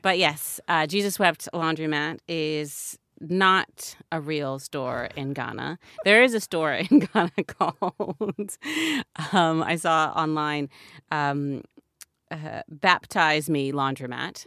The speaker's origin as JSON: {"language": "English", "country": "United States", "said": "as an American"}